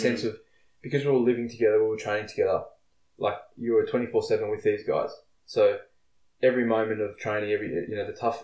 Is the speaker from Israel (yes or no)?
no; Victoria, Australia; growing up in Victoria, that's the, that's a lot of the, the rugby boys